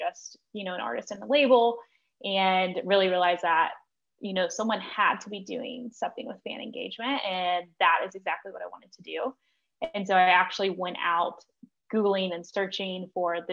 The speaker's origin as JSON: {"language": "English", "town": "Nashville", "region": "Tennessee", "country": "United States", "tie": "born or raised there", "said": "I grew up in Nashville"}